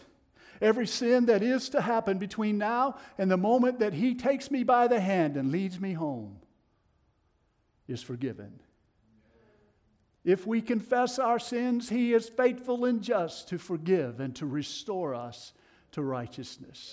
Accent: Tennessee, United States; accent: Tennessee; my Tennessee accent

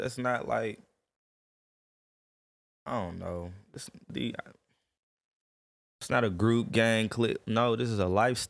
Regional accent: Atlanta, Georgia, United States; moved away; See, originally I'm from Atlanta. Okay. You know, my pop's from Atlanta.

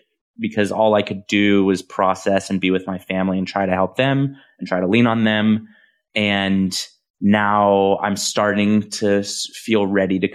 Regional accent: Visalia, California, United States; this is Visalia, California, where I'm from

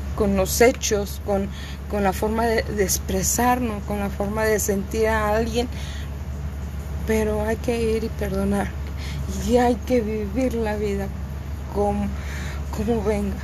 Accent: Cuernavaca, Morelos, Mexico; moved away; yo soy de Cuernavaca, Morelos, yo soy de México, originariamente no, pero yo soy de México.

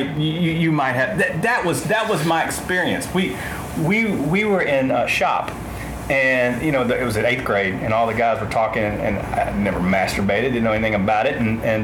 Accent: Arkansas, United States; I'm from Arkansas

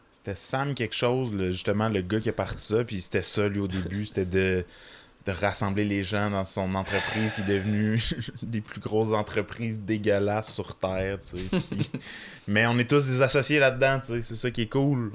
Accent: Magog, Quebec, Canada; je viens de Maga, qui est quand même une petite ville

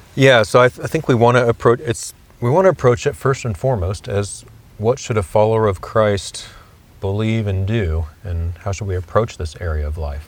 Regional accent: Kansas City, United States; I grew up actually in Kansas City

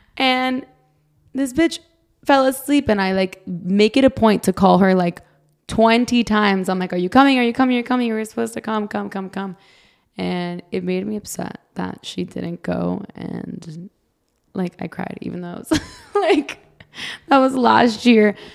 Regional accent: Brazil; now in United States; I'm from Brazil

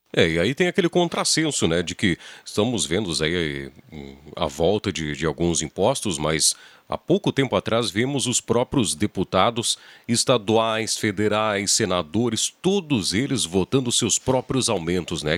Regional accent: Encruzilhada do Sul, Rio Grande do Sul, Brazil; also born or lived in Porto Alegre; now in Santa Cruz do Sul, Brazil; Eu realmente sou natural de, de Porto Alegre, morei uma, até os meus seis anos lá, me considero encruzilhadense, porque, enfim, tive toda a minha infância, amigo, estudei encruzilhado

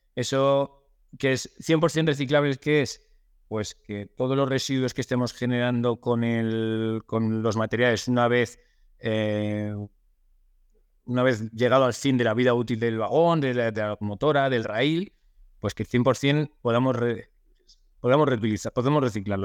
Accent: Soria, Castile and León, Spain; now in Torrejón de Ardoz, Spain; yo soy de, soy de Soria, aunque bueno, vivo desde hace muchos años en, en de Ardoz, en, Madrid

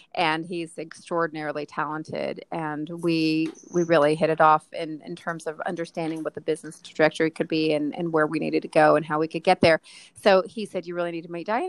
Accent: Texas, United States; moved away as an adult; now in New York, United States; I grew up in Texas

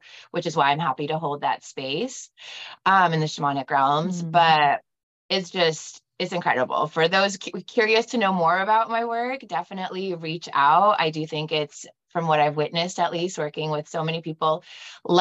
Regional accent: Bay Area, California, United States; now in Scottsdale, United States; I was growing up in the Bay Area. So we had San Francisco to the north and Santa Cruz to the south

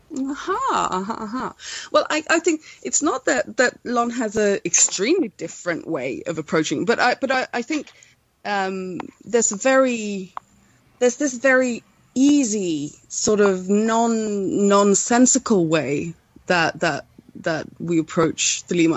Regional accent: Sweden; I'm from Sweden

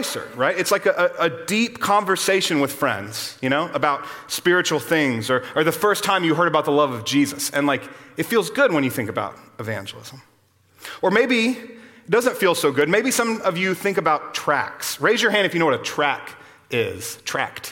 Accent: Austin, Texas, United States; I grew up here in Austin, just down the road from here

